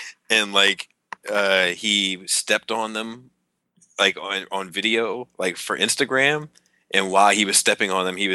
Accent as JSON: {"language": "English", "area": "outside Baltimore", "region": "Maryland", "country": "United States", "tie": "born or raised there", "said": "I grew up outside Baltimore City. I grew up 12 to 15 minutes south of Baltimore City"}